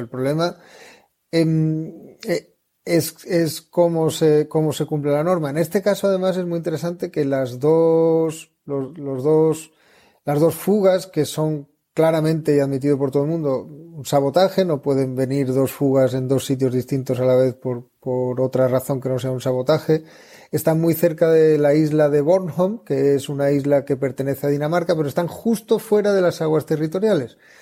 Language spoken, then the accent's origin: Spanish; southern Spain, Spain; yo soy del sur de España